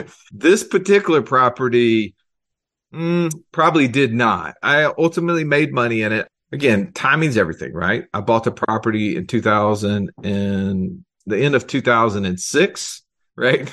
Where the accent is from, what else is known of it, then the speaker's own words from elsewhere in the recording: Alabama, United States; I'm from Alabama